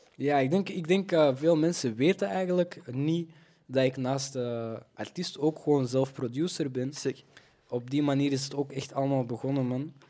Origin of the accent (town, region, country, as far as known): Belgium; born or raised there